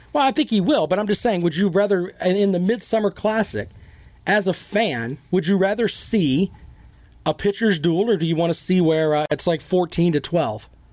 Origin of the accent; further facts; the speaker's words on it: the South, United States; I am a Southerner